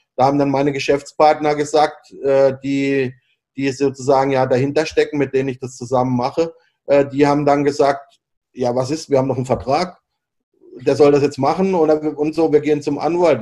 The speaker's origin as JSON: {"language": "German", "town": "Freiburg", "region": "Baden-Württemberg", "country": "Germany", "tie": "born or raised there", "also_born_or_lived": "Hong Kong / Hanoi, Vietnam / Augsburg", "moved": "as an adult", "lives_now": "Bangkok, Thailand", "said": "ich komme halt aus, halt aus Freiburg, ist eine schöne kleine Stadt, da fahre ich ja heute noch gerne hin"}